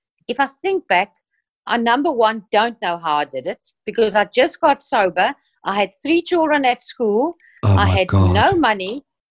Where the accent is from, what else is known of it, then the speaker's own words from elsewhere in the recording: Jeffreys Bay, Eastern Cape, South Africa; moved away as an adult; also born or lived in Humansdorp; now in Port Elizabeth, South Africa; I grew up in Jeffreys Bay.